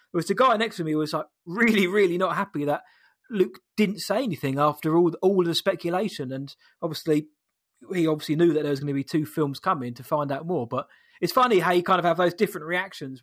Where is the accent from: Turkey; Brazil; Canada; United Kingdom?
United Kingdom; we're British